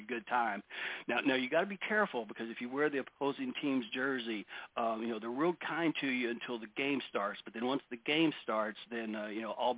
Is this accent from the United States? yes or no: yes; Dallas, Texas, United States; I'm from Dallas